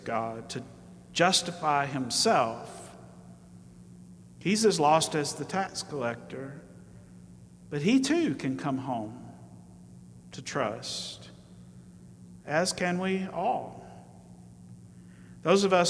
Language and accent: English; Alabama, United States; I grew up in Alabama